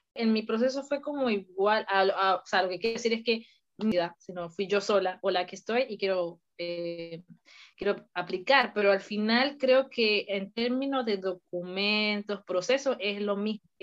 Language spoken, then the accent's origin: Spanish; Mérida, Venezuela; moved away as an adult; now in Toulouse, France; yo soy ingeniería civil ya de, Venezuela, pues, porque yo nací en Venezuela, en Mérida, y eh, decidí venir a Francia